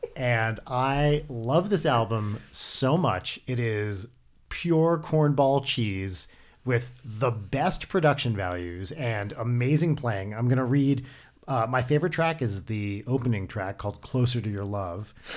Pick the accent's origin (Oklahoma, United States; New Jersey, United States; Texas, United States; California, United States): New Jersey, United States; now in Los Angeles, United States; I'm from New Jersey